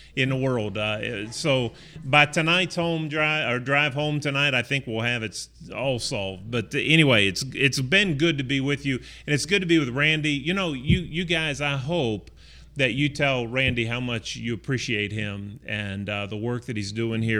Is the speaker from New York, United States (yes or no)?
no; Chester, West Virginia, United States; I grew up in Chester, West Virginia, which is just north of Pittsburgh, uh, about twenty-five miles